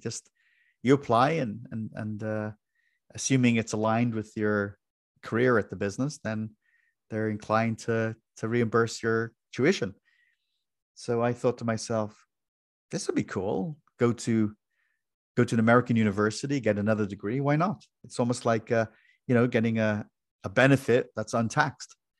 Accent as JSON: {"language": "English", "country": "Ireland", "tie": "born or raised there", "moved": "as an adult", "lives_now": "United States", "said": "I was born and raised in Ireland, and in my early twenties, I came to the U S."}